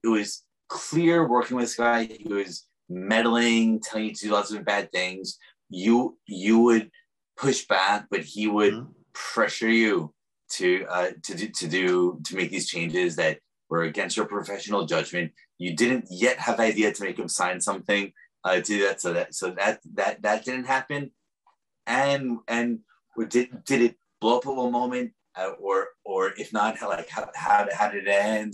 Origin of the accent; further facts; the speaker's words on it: New York, United States; now in San Francisco, United States; I'm also a New Yorker.